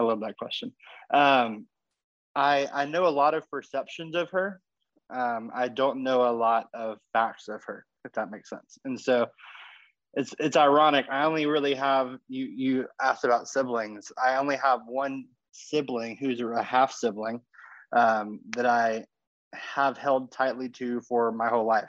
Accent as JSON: {"language": "English", "region": "Texas", "country": "United States", "tie": "born or raised there", "also_born_or_lived": "California", "moved": "as an adult", "said": "I was born in Texas and I went to college in California, and met my wife in California, and now I'm back to Texas. I'm about a I'm about a block, ironically, from the house I grew up"}